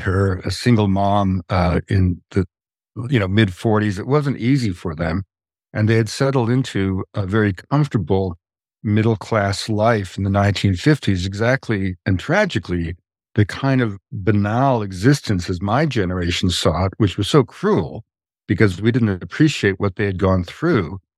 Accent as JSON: {"language": "English", "region": "Quebec", "country": "Canada", "tie": "born or raised there", "also_born_or_lived": "British Columbia", "moved": "yes", "said": "I grew up in Canada, um, in Quebec um, in a very simple middle class family."}